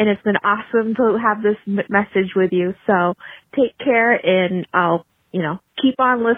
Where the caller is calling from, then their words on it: New Hampshire, United States; I'm calling from New Hampshire